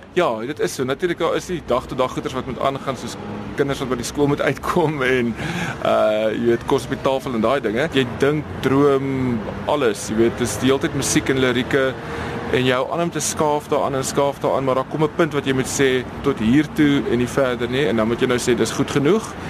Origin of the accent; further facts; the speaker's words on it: Stellenbosch, Western Cape, South Africa; also born or lived in Pretoria / Noordhoek / Mowbray; so ek het op Stellenbosch groot geword